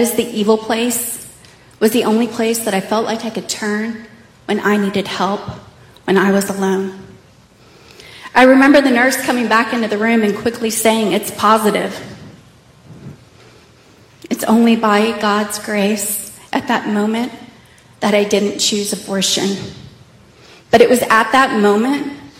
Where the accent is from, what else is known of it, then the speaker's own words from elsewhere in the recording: Plano, Texas, United States; I grew up in Plano in a Christian home